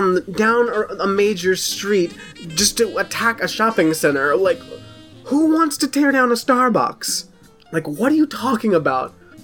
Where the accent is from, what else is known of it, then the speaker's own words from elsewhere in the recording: New York City, New York, United States; I'm from New York City, so I've seen almost everything, including the Twin Towers falling a few blocks from my apartment.